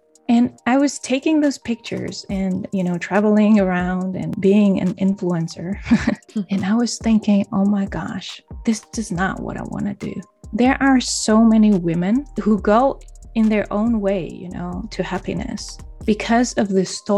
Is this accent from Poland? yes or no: yes; Poland; moved away as an adult; also born or lived in Denmark; I moved to another country, to my home country